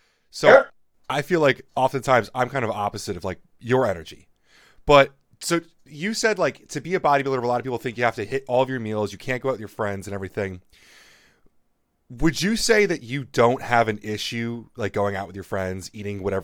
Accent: New Jersey, United States; I'm from New Jersey

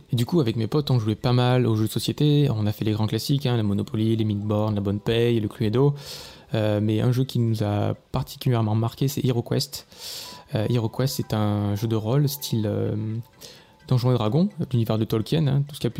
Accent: Monteux, Provence-Alpes-Côte d'Azur, France; accent: southern French; also born or lived in Châteauroux; je suis né à Châteauroux, euh, dans l'Indre, mais j'ai vécu principalement dans le sud de la France. Euh, donc, mon enfance s'est passée euh, à côté d'Avignon, dans le Vaucluse. j'ai vécu à Monteux, précisément.

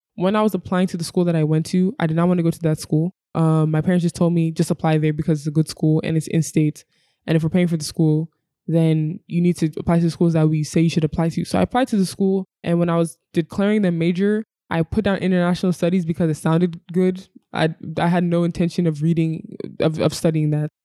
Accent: Virginia, United States; moved away as an adult; also born or lived in Abia State, Nigeria; now in Lagos, Nigeria; I was born and raised in Virginia, U S

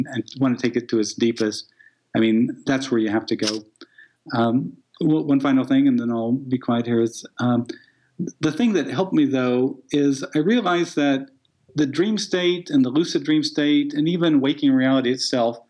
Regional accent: Midwest, United States; I'm a guy from the Midwest

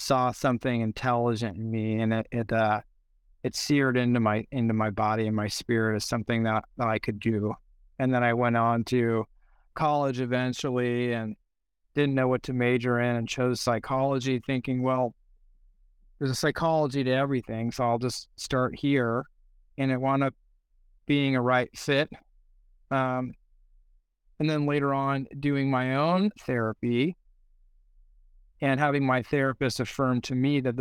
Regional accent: San Pedro, California, United States; I'm from San Pedro, California.

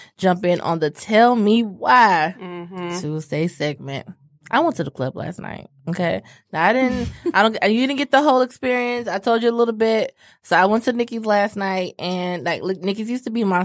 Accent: Southfield, Michigan, United States; we come from Southfield High.

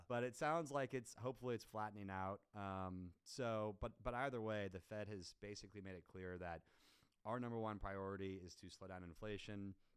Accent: Kansas City, United States; also born or lived in Chicago, Illinois; now in Dallas, United States; I'm originally from Kansas City. Um, I've been in Dallas since 2014.

